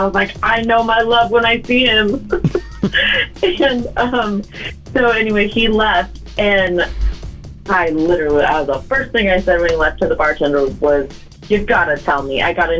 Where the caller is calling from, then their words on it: Sonoma, California, United States; I'm calling from Sonoma.